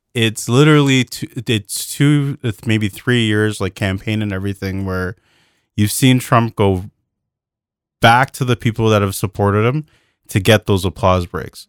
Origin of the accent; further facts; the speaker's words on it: Canada; as a Canadian